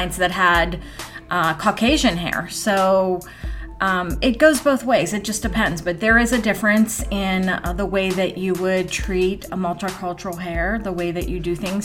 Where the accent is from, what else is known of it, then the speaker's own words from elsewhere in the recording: Greensburg, United States; my hometown